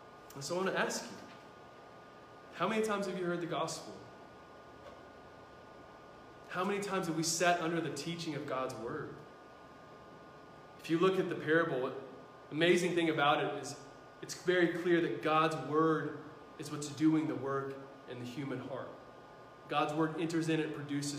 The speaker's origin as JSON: {"language": "English", "country": "United States", "said": "I'm an American"}